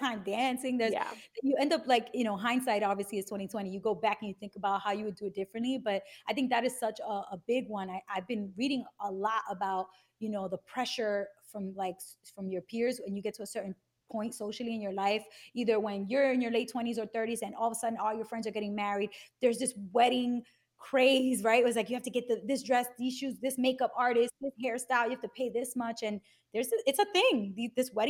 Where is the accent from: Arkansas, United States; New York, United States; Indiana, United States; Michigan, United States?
New York, United States; New York City; moved away as an adult; now in New Jersey, United States; I'm from Bushwick, and now I'm in Jersey